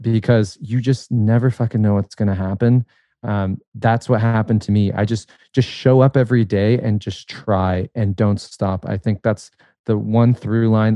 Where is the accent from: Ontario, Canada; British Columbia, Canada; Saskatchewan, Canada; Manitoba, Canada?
Ontario, Canada; a tiny suburb outside of Toronto; this, like, tiny suburb, uh, outside of Toronto